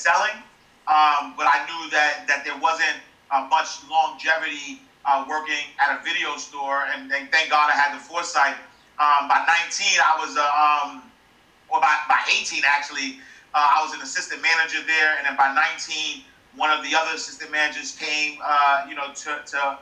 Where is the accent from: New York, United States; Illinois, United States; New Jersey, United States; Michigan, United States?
New York, United States; New York City; I'm a kid from Harlem